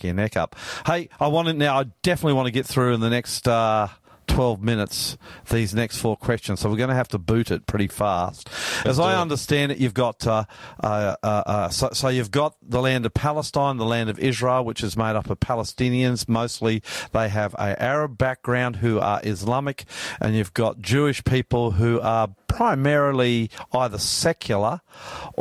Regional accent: Australia; I'm Australian, Australian, Australian. I am Australian, Australian blood.

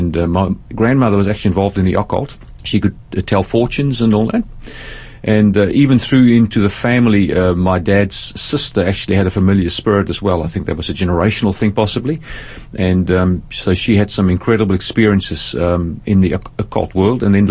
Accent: Cape Town, Western Cape, South Africa; I was born in South Africa, in Cape Town, beautiful part of the world

